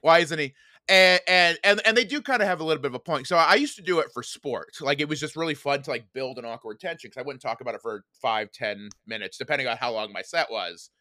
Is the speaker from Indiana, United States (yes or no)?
yes; Indiana, United States; moved away as an adult; I grew up, uh, in a little town called Dammate, Indiana.